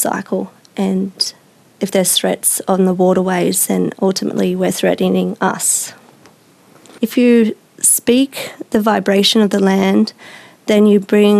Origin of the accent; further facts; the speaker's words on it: Biripi country, New South Wales, Australia; I'm from Biripi country